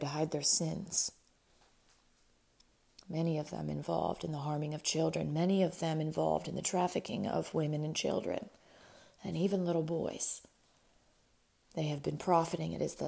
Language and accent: English; Spanaway, Washington, United States; most of my classmates growing up in Spanaway, Washington, we called it Spanahood.